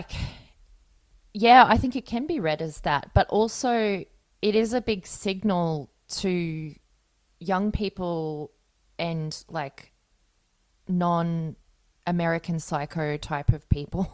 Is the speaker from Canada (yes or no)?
no; Brisbane, Queensland, Australia; now in Melbourne, Australia; I am from Brisbane originally